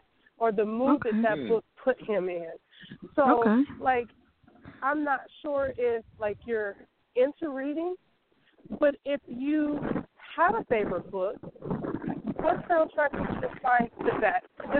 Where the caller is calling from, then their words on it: the Bay Area, California, United States; I'm calling from the Bay Area.